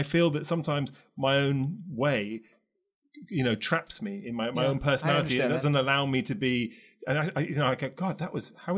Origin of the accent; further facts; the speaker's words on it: London, United Kingdom; also born or lived in Paris / Milan / Los Angeles; now in New York, United States; I've lived in Paris, I lived in Milan, I came from London, I now live in New York, I spent many months every year for many years in Los Angeles.